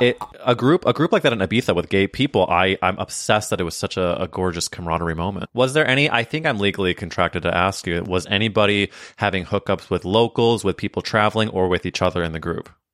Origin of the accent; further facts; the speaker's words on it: Missouri, United States; Missouri, my home state.